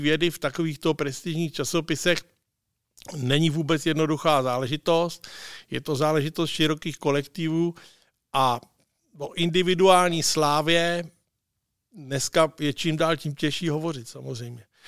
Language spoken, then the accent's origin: Czech; Czechia